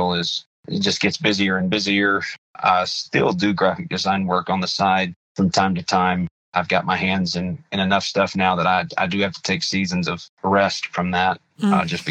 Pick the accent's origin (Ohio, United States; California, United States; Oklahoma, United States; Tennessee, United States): Oklahoma, United States; Muskogee; I was born and raised in Muskogee, Oklahoma